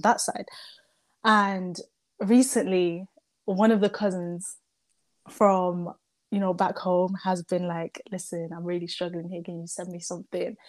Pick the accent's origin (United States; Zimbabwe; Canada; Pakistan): Zimbabwe; now in United Kingdom; the first half of my life, I was raised in Zimbabwe by mm-hmm. my dad